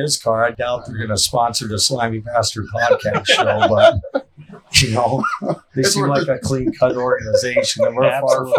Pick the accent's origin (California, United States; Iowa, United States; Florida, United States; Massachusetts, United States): Iowa, United States; Clarion / Goldfield; So I grew up in Clearing Goldfield